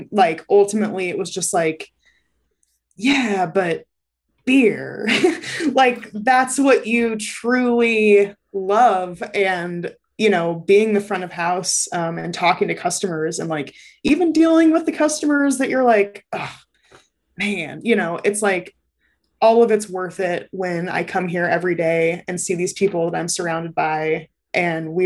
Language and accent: English; Lincoln, Nebraska, United States; I grew up in Lincoln